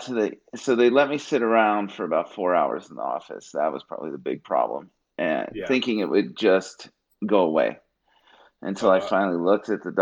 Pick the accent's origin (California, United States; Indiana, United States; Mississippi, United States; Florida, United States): California, United States; Bay Area; I grew up in the Bay Area